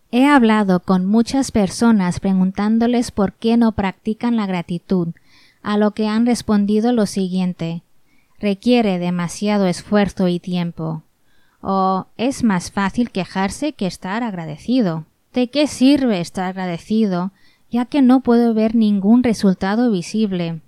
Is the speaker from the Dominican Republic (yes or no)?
no; Spain; nací y crecí en España por padres hindúes